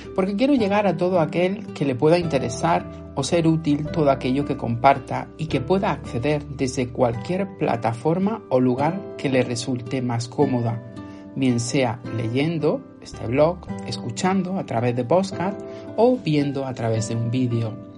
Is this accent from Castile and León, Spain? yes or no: no; Motril, Andalusia, Spain; mi ciudad natal, Motril